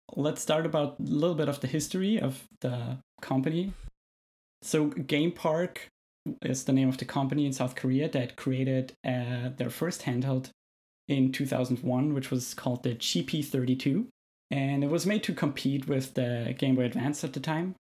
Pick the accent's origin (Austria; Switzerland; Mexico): Austria; moved away as an adult; now in Canada; I'm originally from Austria, as you might be able to tell from my accent